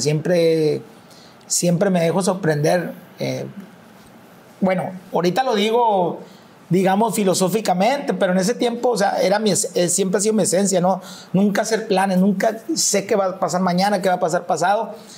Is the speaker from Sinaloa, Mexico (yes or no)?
yes; Mazatlán, Sinaloa, Mexico; nací en Mazatlán y en Mazatlán, literal, en tono de, de, chiste, el que no es policía es, es músico pues